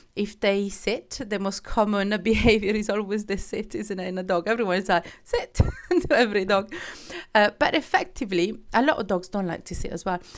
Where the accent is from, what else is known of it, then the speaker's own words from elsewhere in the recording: Switzerland; moved away; I'm, I'm from Switzerland